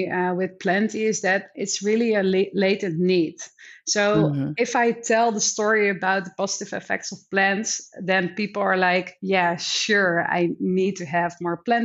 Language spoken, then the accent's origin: English; Netherlands; now in Hong Kong; I'm from the Netherlands